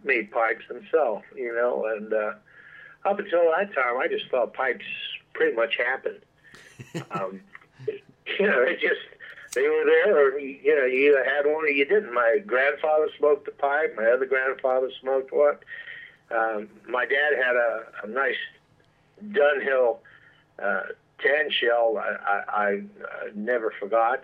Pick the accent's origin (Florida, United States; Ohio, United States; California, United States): Florida, United States; Miami; I grew up in Miami, Florida